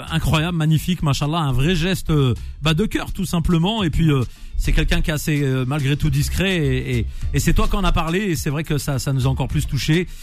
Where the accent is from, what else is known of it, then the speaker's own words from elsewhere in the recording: Nantes, Pays de la Loire, France; je suis nantais à la base